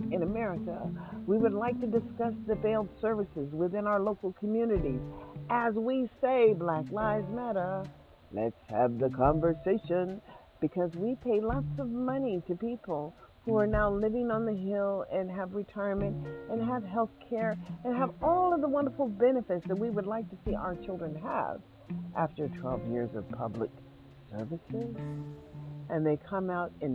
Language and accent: English; United States; now in Las Vegas, United States; we are as American citizens